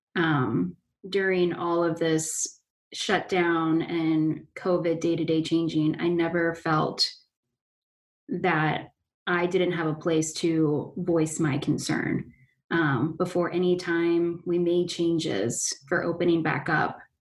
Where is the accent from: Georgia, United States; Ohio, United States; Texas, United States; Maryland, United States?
Ohio, United States; Fairfield; I'm from Fairfield